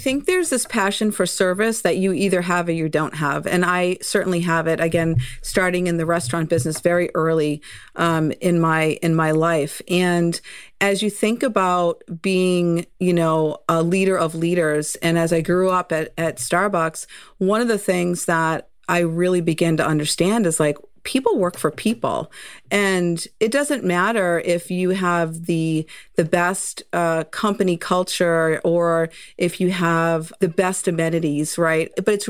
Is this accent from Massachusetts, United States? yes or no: yes; Massachusetts, United States; accent: Boston; I am from Massachusetts, so that Boston accent creeps in once in a while. I am someone who grew up loving spending time and summers on Cape Cod